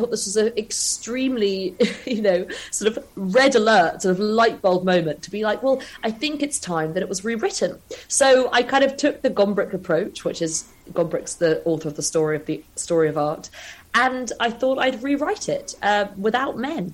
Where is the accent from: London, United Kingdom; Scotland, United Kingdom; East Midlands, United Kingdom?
London, United Kingdom; I grew up in London